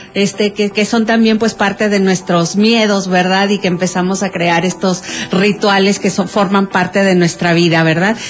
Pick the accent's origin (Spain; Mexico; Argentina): Mexico; los mexicanos